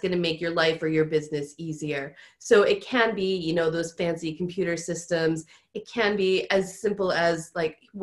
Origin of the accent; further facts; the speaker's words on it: United States; accent: American; moved away as an adult; now in United Kingdom; I am American, so if you guys can't tell from my accent, I have been over here in the UK for like 12 or 13 years now